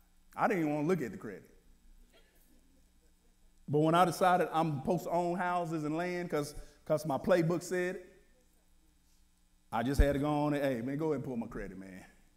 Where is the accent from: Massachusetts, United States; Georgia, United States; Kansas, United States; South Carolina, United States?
Kansas, United States; Wichita; I'm from Wichita. So how do I get to Wichita?